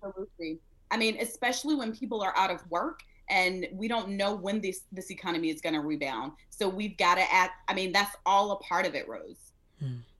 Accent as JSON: {"language": "English", "town": "Smiths Station", "region": "Alabama", "country": "United States", "tie": "born or raised there", "moved": "yes", "said": "I grew up in Smith Station, Alabama, the big city"}